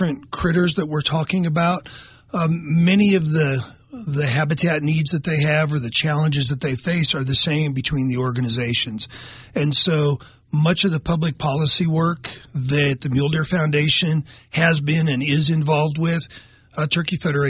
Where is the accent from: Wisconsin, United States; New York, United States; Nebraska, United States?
Nebraska, United States; growing up in Nebraska, hunting and fishing with my dad and my grandparents